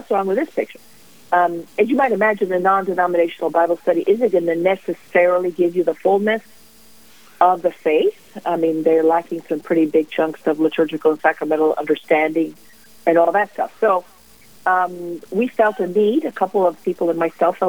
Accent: Rome, Lazio, Italy; moved away as an adult; also born or lived in Ann Arbor, Michigan; now in Kentucky, United States; I grew up in Italy, in Rome, basically in the shadow of the Vatican.

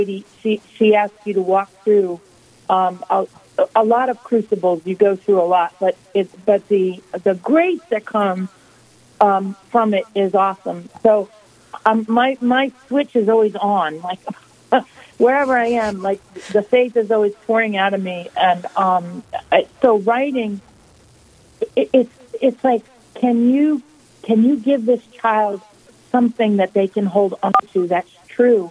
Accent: United States; I'm an American

